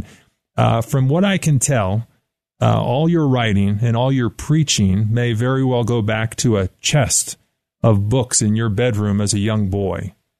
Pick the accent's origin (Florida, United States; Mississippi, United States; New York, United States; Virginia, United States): New York, United States; now in Colorado Springs, United States; I grew up in New York